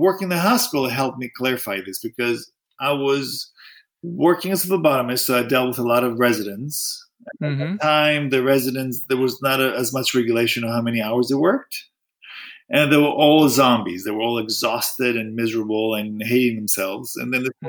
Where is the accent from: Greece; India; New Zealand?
Greece; moved away; also born or lived in United States; I was born in the States, but I grew up in Greece.